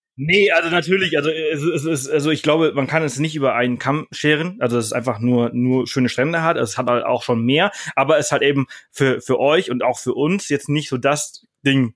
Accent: Mallorca, Balearic Islands, Spain; moved away; ich komme aus Mallorca, äh, ich bin dort aufgewachsen

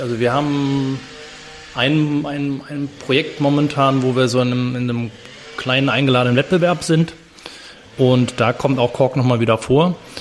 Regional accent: Berlin, Germany; moved away as an adult; also born or lived in London / Basel / Chile; weil es mein, meine Heimatstadt ist, weil ich da geboren bin

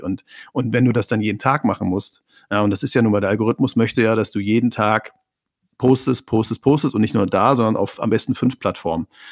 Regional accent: Neustrelitz, Mecklenburg-Vorpommern, Germany; wo ich herkomme aus einer Kleinstadt

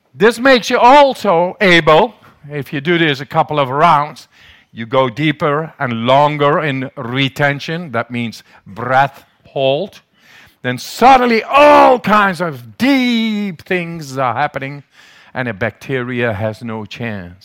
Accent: Netherlands; English is a second language; They call me the German. I'm the crazy Dutchman, man. Must be my accent in the, in the, in English

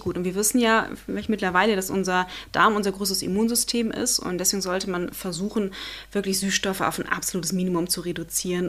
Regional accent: Germany; bei uns in Deutschland

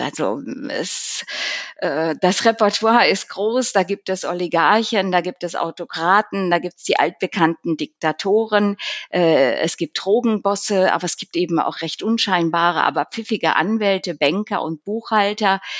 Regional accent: Zurich, Switzerland; selbstverständlich auch mein Heimat, unser heimatliches äh, Zürich

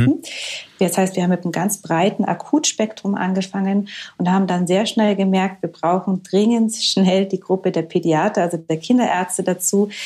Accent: Germany; bei uns in Deutschland

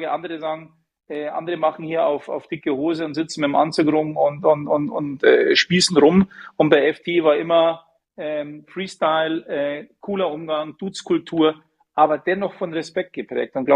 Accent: Munich, Bavaria, Germany; Ich bin Münchner, wenn du in deiner Stadt arbeiten kannst, zu deinem Verein gehen kannst, zum Skifahren gehen kannst

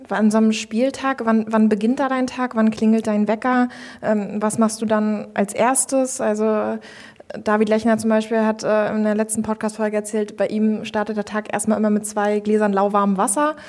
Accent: Stralsund, Mecklenburg-Vorpommern, Germany; now in Rostock, Germany; meine Heimatstadt Stralsund. Bin ich geboren und aufgewachsen und dann hat es mich irgendwann ja dann nach Rostock gezogen

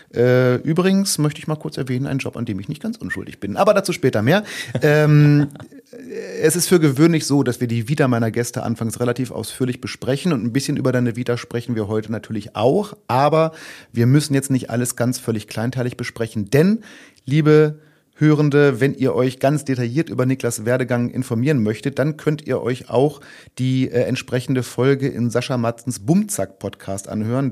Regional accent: Braunschweig area, Lower Saxony, Germany; ich komme ja so aus der, also sagen wir mal ganz grob Braunschweiger Ecke

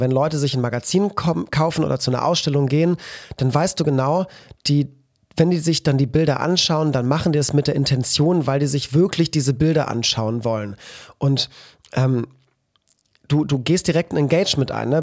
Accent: Cologne, North Rhine-Westphalia, Germany; als Kölner

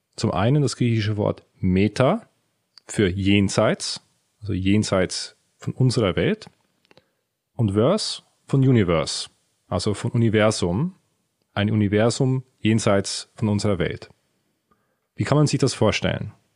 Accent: Switzerland; in der Schweiz, wo ich aufgewachsen bin

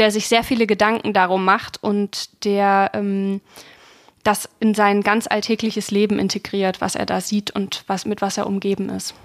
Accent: Ilmenau, Thuringia, Germany; von Ilmenau, das wo ich geboren bin

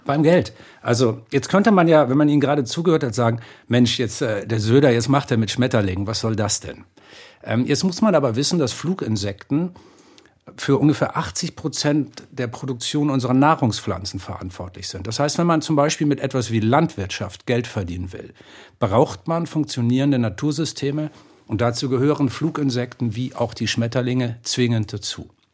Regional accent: Hamburg, Germany; now in Bavaria, Germany; ich bin jetzt zwar Bayer, Wahlbayer, ich lebe ja in diesem schönen Bundesland, aber ich bin in Hamburg geboren.

